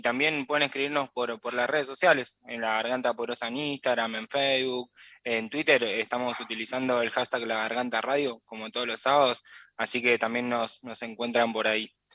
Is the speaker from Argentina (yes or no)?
yes; Córdoba, Argentina; yo soy de Córdoba